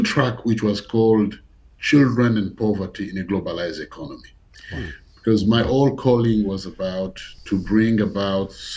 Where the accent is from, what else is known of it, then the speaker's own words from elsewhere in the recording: DR Congo; I was born in the Democratic Republic of the Congo.